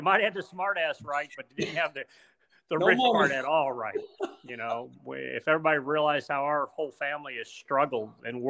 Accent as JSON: {"language": "English", "town": "Arnold", "region": "Missouri", "country": "United States", "said": "we're the Arnold Rednecks, which is a pretty high-class word to use anymore. So, and Arnold's become quite the little metropolis."}